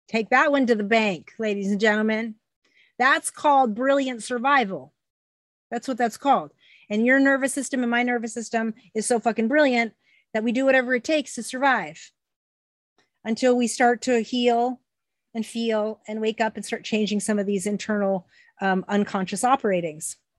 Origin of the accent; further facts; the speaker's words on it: Phoenix, Arizona, United States; I was born and raised in the Phoenix Ashram.